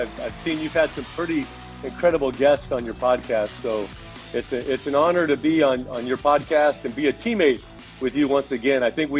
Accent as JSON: {"language": "English", "region": "California", "country": "United States", "tie": "born or raised there", "said": "Okay, so first of all, growing up in Southern California"}